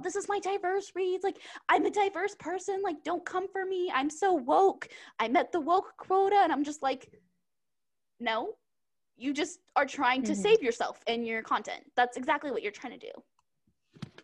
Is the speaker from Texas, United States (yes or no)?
yes; Texas, United States; I grew up in Texas